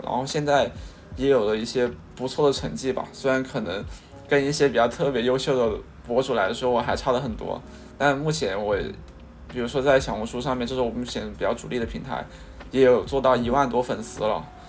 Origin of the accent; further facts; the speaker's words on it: Guangzhou, Guangdong, China; also born or lived in Xinjiang; 我是幼儿园的时候就在广州了，然后我是在新疆出生的